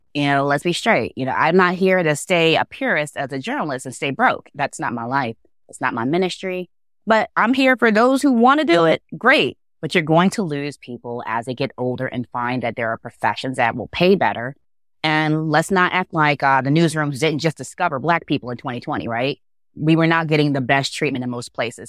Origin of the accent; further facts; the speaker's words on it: Baltimore, Maryland, United States; growing up in Baltimore, I grew up with the Beverly Burks of the world